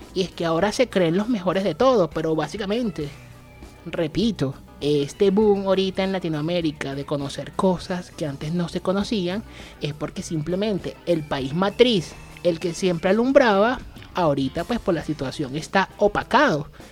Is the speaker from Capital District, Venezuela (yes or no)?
yes; Caracas, Capital District, Venezuela; accent: Venezuelan, capitalino; moved away as an adult; now in Colombia; este es mi acento venezolano. Es un acento neutro, pero bien capitalino